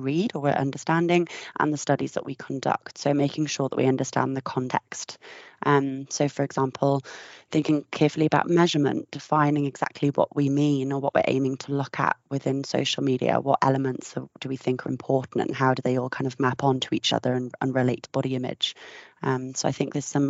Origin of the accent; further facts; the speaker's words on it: United Kingdom; now in Australia; I'm visiting from Australia at the moment and it's been 3 years since I've been home